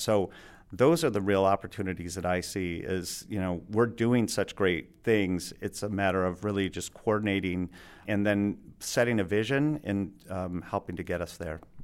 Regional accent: Alpena, Michigan, United States; also born or lived in Grosse Pointe, Michigan / Ann Arbor, Michigan / Traverse City, Michigan; I grew up in Alpena

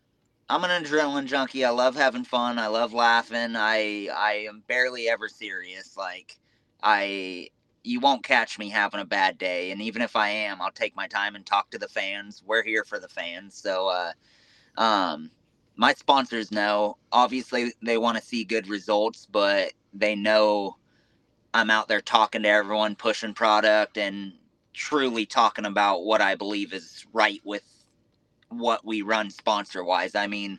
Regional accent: West Coast, United States; We grew up in the West Coast, very, I want to say very poor.

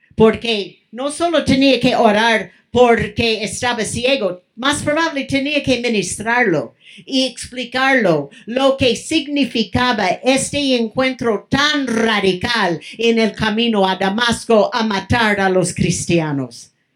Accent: Mexico; moved away; also born or lived in California; Estaba en mi país

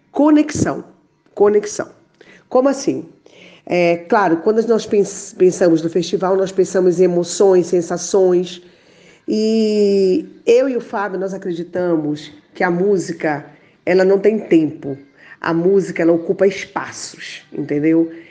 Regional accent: Pará, Brazil; Eu sou paraense

